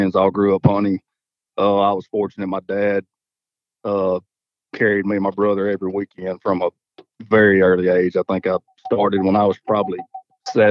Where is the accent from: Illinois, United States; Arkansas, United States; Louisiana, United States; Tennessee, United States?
Arkansas, United States; Dumas; I'm from Dumas, Arkansas, which is Southeast Arkansas, Southeast portion of the state